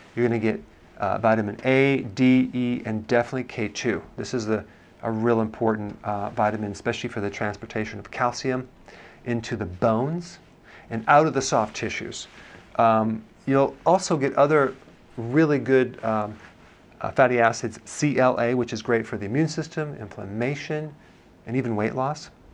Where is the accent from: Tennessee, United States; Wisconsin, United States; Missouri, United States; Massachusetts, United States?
Wisconsin, United States; I'm from Wisconsin